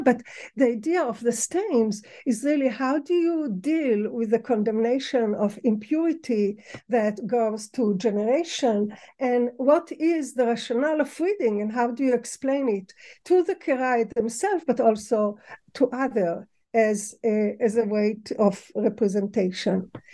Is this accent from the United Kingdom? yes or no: no; Tel Aviv, Tel Aviv District, Israel; moved away; also born or lived in Ramat Gan; I was born in Israel